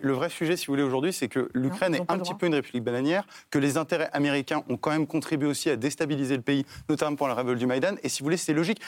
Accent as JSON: {"language": "French", "country": "France", "said": "ce qui m'intéresse en tant que Français"}